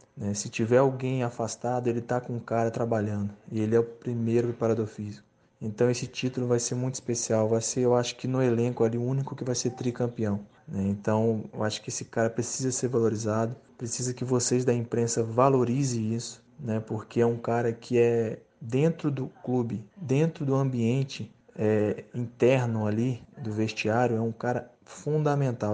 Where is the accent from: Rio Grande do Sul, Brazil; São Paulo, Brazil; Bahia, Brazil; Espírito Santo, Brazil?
Espírito Santo, Brazil; moved away; na minha terra, no Espírito Santo